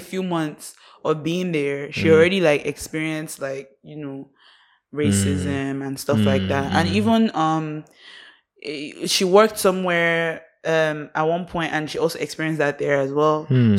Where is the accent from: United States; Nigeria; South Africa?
Nigeria; Nigerian, to me, being Nigerian is a flex. Just in terms of just the people and the vibe and the energy and just everything that comes with that. So I love being a Nigerian.